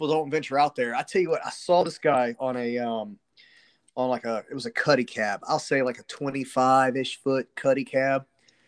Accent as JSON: {"language": "English", "town": "Cocoa", "region": "Florida", "country": "United States", "tie": "born or raised there", "said": "I grew up in Cocoa, so I used to fish all the Indian River, all Banana River"}